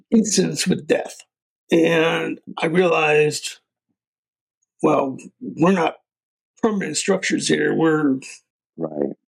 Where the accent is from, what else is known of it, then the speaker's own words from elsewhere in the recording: Potomac, Maryland, United States; now in Charles Town, United States; I was born and raised in Potomac, Maryland.